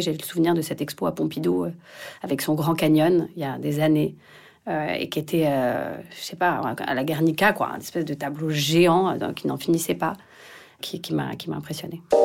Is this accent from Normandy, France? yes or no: no; Paris, Île-de-France, France; je suis parisienne